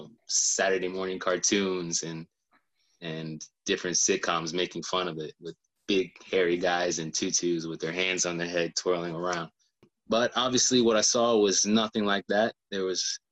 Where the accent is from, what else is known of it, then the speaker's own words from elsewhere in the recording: Elgin, South Carolina, United States; also born or lived in Columbia, South Carolina; raised in Elgin, South Carolina.